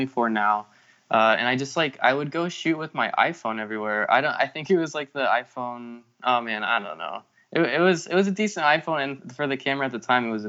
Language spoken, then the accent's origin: English; Wichita, Kansas, United States; moved away as an adult; now in Palm Springs, United States; growing up in Kansas